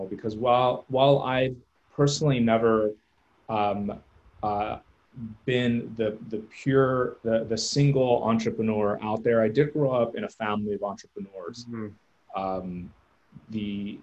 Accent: Southern California, United States; moved away as an adult; now in San Antonio, United States; I'm personally from Southern California, grew up there almost my entire life

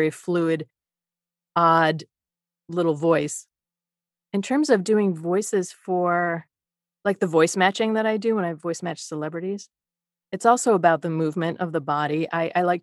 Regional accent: Midwest, United States; now in Los Angeles, United States; I'm from the Midwest

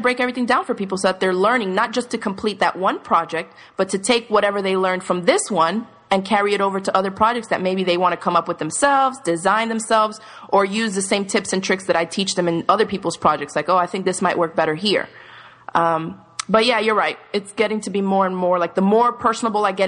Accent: Miami, Florida, United States; moved away; also born or lived in New York / Dominican Republic; I grew up in Miami

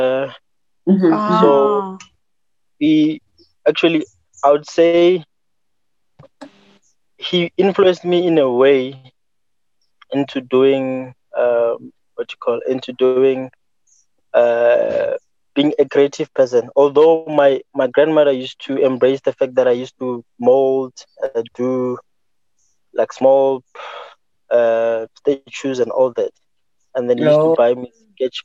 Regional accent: Hammanskraal, Gauteng, South Africa; I was born in Hammarskraal, mm-hmm. in a small rural village called Bulandlokwe. It's very small. And mm-hmm. I was raised there by my grandmother

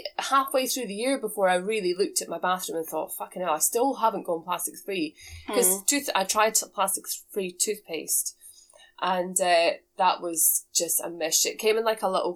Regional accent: Scotland, United Kingdom; where I grew up in Scotland, I come from a farm.

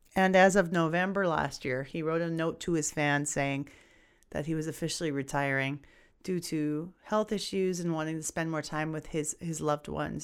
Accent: Edmonton, Alberta, Canada; here in my hometown of Edmonton

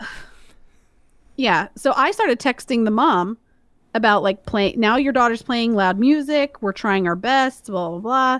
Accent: Georgia, United States; moved away; We're both from Georgia

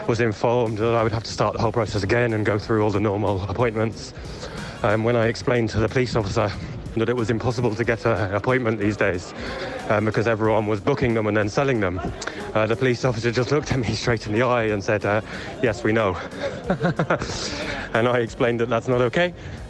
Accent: England, United Kingdom; now in Spain; I'm from England.

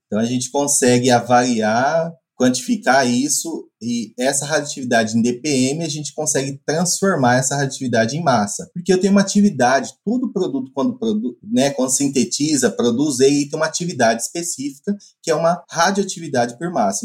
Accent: Mato Grosso, Brazil; moved away as an adult; also born or lived in Piracicaba, São Paulo; now in Viçosa, Brazil; sou mato-grossense

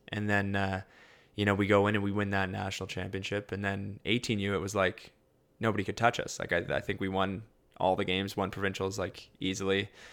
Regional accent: London, Ontario, Canada; also born or lived in Winnipeg, Manitoba; I was born in Winnipeg. Um, and then when I was about eight, um, just about nine, um, we moved to London, Ontario. Um, so I'd kind of say I grew up a little bit in both.

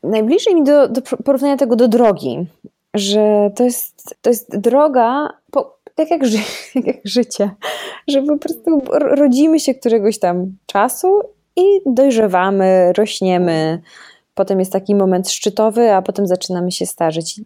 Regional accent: Rzeszów, Subcarpathian Voivodeship, Poland; now in Warsaw, Poland; ja się wychowałam w Rzeszowie

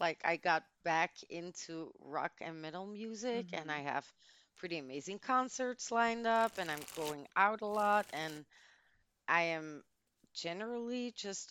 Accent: Antwerp, Flanders, Belgium; English is a second language; I was born in the City of Diamonds

